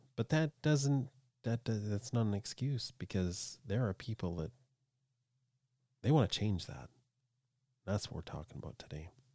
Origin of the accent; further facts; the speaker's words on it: Canada; I'm a Canadian